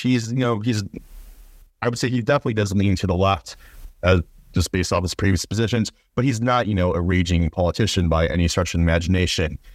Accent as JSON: {"language": "English", "region": "Ohio", "country": "United States", "said": "my home state school in O, in, in Ohio"}